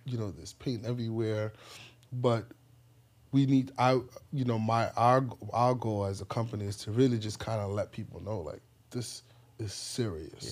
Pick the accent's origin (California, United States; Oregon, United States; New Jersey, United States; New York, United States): New York, United States; New York City; also born or lived in Ghana; I grew up in the Bronx